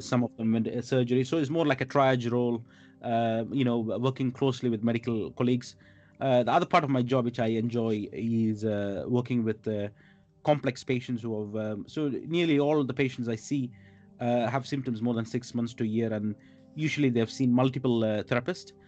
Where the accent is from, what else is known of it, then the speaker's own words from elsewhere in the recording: India; moved away as an adult; also born or lived in Middle East; now in London, United Kingdom; I grew up in India